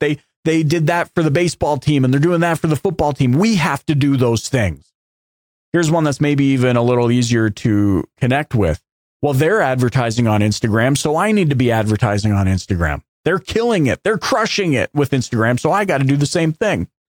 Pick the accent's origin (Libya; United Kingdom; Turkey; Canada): Canada; as a Canadian